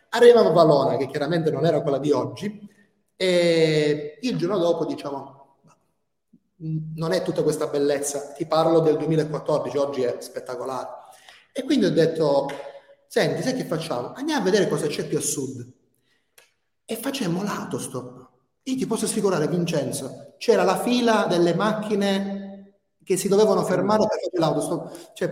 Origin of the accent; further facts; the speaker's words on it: Albania; io ci sono cresciuto in Albania, quindi io, io sono venuto un bambino e, e sto facendo il, il, il, passaggio per diventare un uomo.